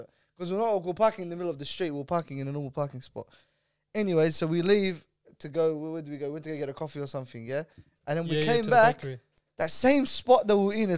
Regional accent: Melbourne, Victoria, Australia; we're from Melbourne

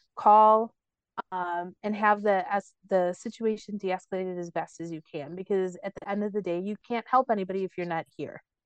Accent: Cicero, Illinois, United States; where I grew up, I grew up in Cicero

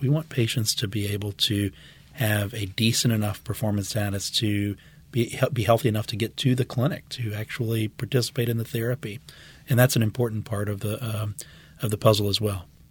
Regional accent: West Bank, Louisiana, United States; also born or lived in Houston; my family's been, uh, in Louisiana for many generations. I grew up on the West Bank

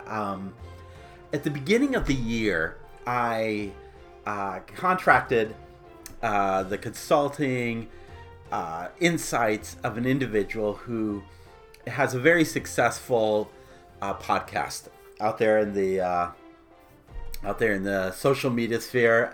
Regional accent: Phoenix, Arizona, United States; I grew up in Phoenix, Arizona.

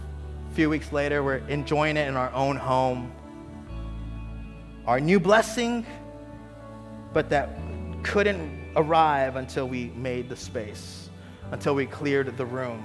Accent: Texas, United States; moved away; also born or lived in Miami, Florida; I'm originally from Texas, but we were living in Miami

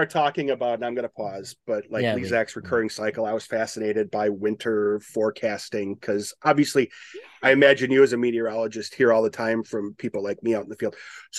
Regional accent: Midwest, United States; moved away as an adult; also born or lived in Tampa, Florida; And I needed to prepare growing up in the Midwest.

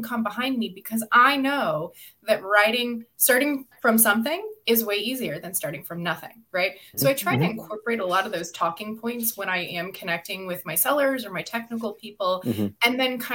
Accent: Midwest, United States; I was raised in the Midwest

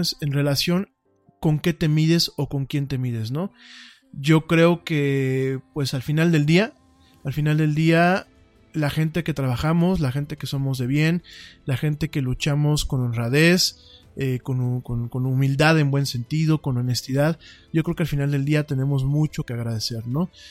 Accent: Mexico; la mexicanidad y las costumbres de nuestro pueblo

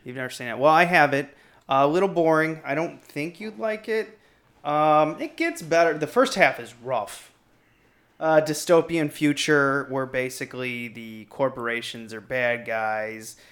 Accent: Missouri, United States; now in Chicago, United States; I'm from Chicago, even though I'm from Missouri

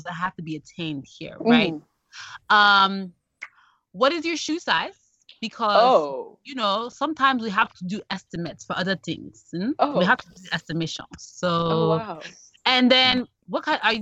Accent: Ikwerre, Rivers State, Nigeria; I'm Ikwere. Which is, I mean, in the grand scheme of things, I'm a sub-tribe of Igbo

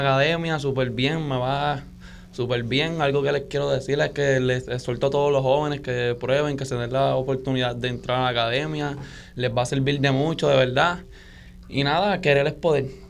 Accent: Bayamón, Puerto Rico; vengo de Bayamón

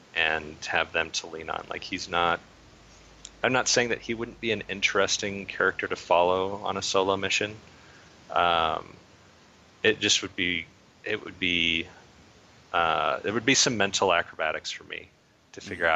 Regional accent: Idaho, United States; I'm from Idaho

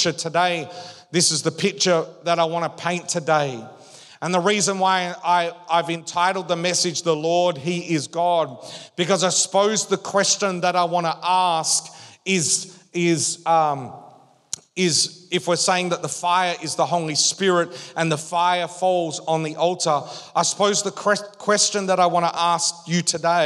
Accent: Western Australia, Australia; moved away as an adult; We grew up in Western Australia

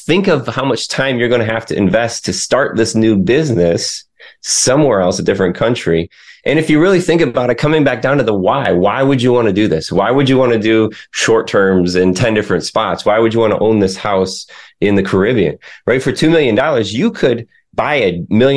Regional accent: Michigan, United States; now in the Carolinas, United States; I grew up in Michigan

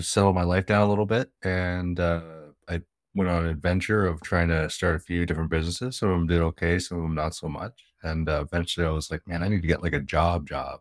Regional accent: Canada; I'm in Canada. I'm Canadian

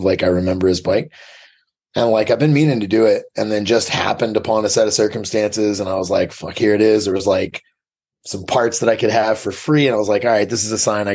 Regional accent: Portland, Maine, United States; Portland, Maine.

